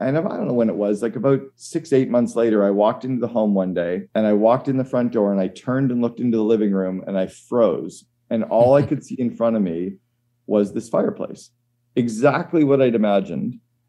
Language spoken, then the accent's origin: English; Northern Canada, Canada; And I grew up in Northern Canada. We always had a fire going in the home.